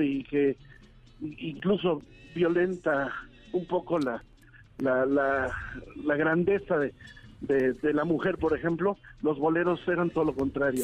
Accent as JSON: {"language": "Spanish", "country": "Mexico", "said": "como mexicano, como bolerista"}